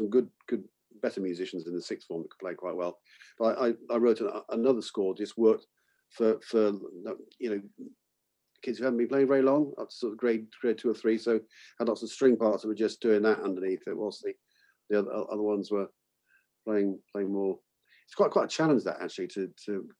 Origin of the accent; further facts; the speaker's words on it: Bath, South West England, United Kingdom; my hometown in Bath.